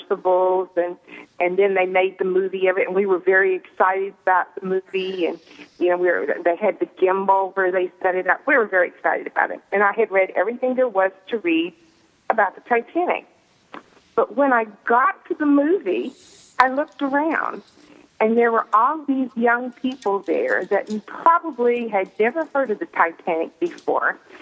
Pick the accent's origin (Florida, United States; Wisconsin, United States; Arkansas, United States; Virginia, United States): Arkansas, United States; Fort Smith; now in Pittsburgh, United States; I'm calling from Pittsburgh, but of course, you know I'm from Fort Smith, Arkansas, originally.